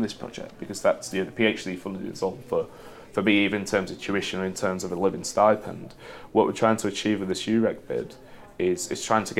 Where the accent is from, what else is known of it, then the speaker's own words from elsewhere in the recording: United Kingdom; as a Brit